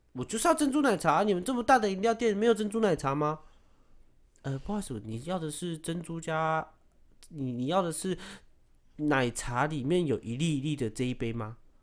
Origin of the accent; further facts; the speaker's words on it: Taiwan; 我是台湾人